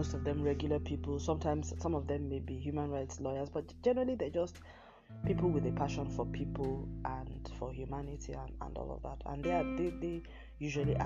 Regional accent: Nigeria; my home country, Nigeria

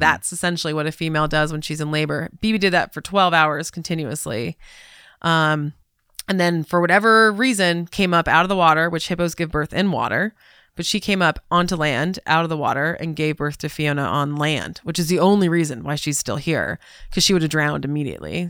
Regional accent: Southern California, United States; moved away as an adult; also born or lived in Atlanta, United States / Chicago, United States; now in Cincinnati, United States; I grew up in Southern California

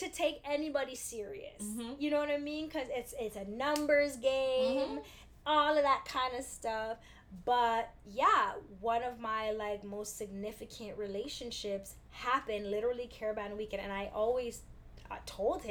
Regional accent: Toronto, Ontario, Canada; we're from Toronto

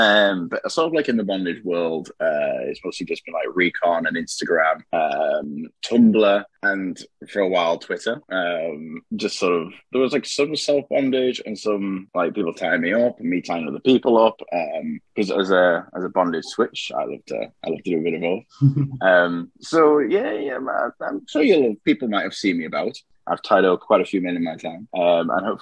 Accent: United Kingdom; being fucking British

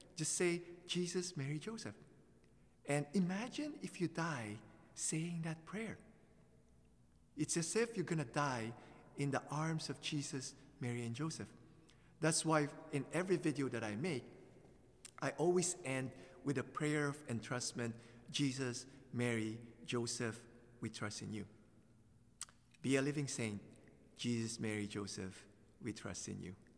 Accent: Philippines; moved away; when I was growing up in the Philippines as a teenager

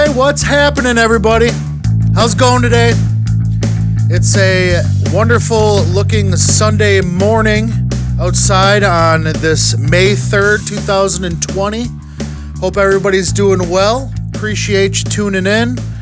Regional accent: Wisconsin, United States; we're from Wisconsin

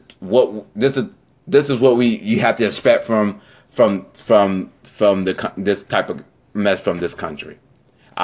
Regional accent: Florida, United States; my home state of Florida.

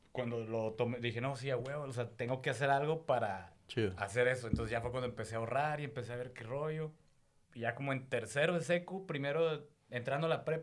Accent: Monterrey, Nuevo León, Mexico; moved away as an adult; now in Mexico City, Mexico; Monterrey, pero sí llevo unos 2, 3 años en México.

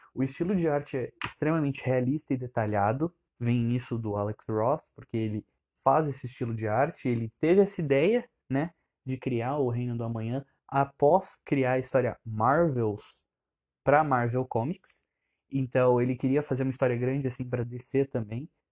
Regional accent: Santa Catarina, Brazil; eu tenho 17 anos, eu sou de Santa Catarina

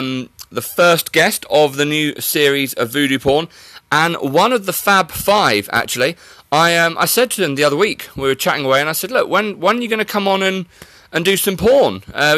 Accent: Australia; accent: Australian; obviously Bianca is jealous of my Australian accent sport, so she's saying it's a little bit rubbish, but we all know it's not.

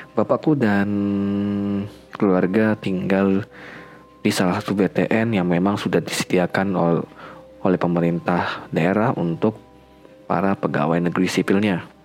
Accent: Sintang, West Kalimantan, Indonesia; also born or lived in Pontianak; aku lahir tahun 1998 bulan Mei dan 7 bulan kemudian uh, kami pindah sekeluarga ke Kabupaten Sintang aku lahir di Pontianak ya by the way

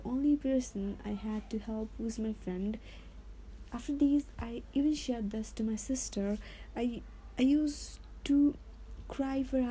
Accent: Nepal; from Nepal

